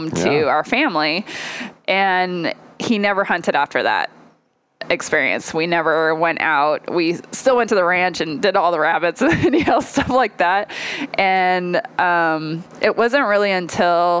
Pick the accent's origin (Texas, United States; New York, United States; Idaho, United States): Idaho, United States; Lewiston; I grew up in Lewiston, Idaho